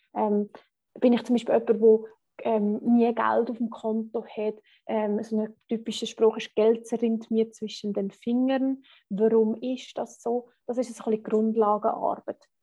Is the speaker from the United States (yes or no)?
no; Switzerland; accent: Swiss German; first language Swiss German; German is a second language; für uns Schweizer ist halt einfach wirklich, Schweizerdeutsch ist unsere erste Sprache